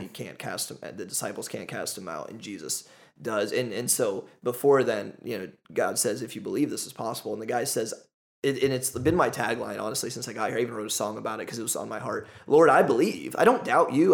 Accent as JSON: {"language": "English", "country": "United States", "also_born_or_lived": "Ohio", "moved": "as an adult", "said": "as an American, as a Westerner"}